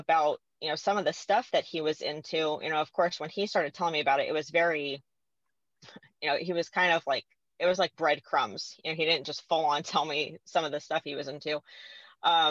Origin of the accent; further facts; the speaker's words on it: California, United States; moved away; I'm originally from California